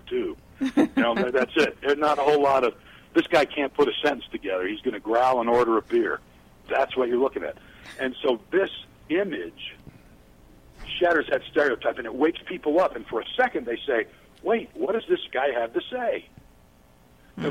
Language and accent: English; the South, United States; I am from the South